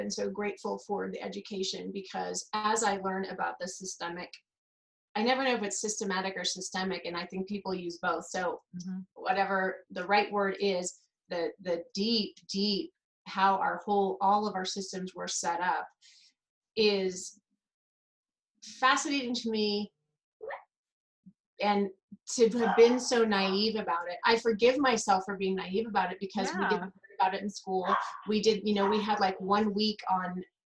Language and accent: English; Kansas, United States; moved away as an adult; I grew up in Kansas